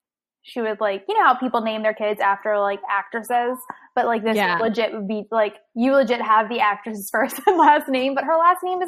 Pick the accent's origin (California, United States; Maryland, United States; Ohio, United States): Maryland, United States; Baltimore; We're from Baltimore.